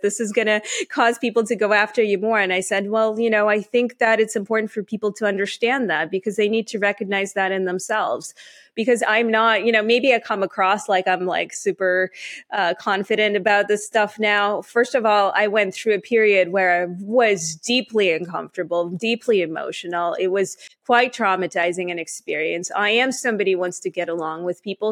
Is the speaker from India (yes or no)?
no; Canada; also born or lived in Ukraine / Israel; I am Canadian, so I, I, I grew up here.